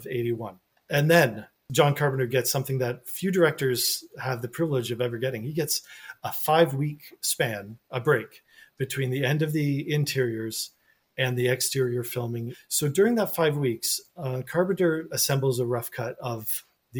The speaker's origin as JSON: {"language": "English", "country": "Canada", "said": "as a Canadian and Canadian author"}